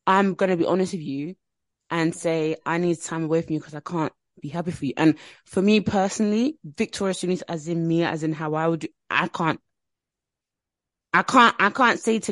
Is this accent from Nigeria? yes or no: yes; Nigeria; I'm Nigerian